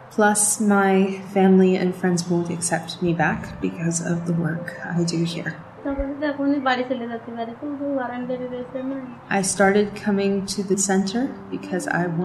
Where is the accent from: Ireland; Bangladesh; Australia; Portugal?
Bangladesh; now in Mumbai, India; I'm originally from Bangladesh. Six years ago, my brother attacked me with a blade, but police still put an arrest warrant out on me. So I fled. A woman said she could help me, but then she trafficked me here to Mumbai.